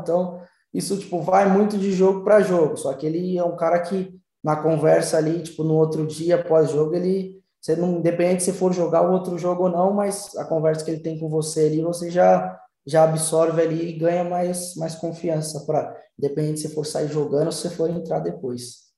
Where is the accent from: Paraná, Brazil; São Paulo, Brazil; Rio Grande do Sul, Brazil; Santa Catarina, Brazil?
São Paulo, Brazil; moved away as an adult; also born or lived in Santos; now in Madrid, Spain; eu sou de São Paulo, né? Tipo, não sou de Santos, eu sou de São Paulo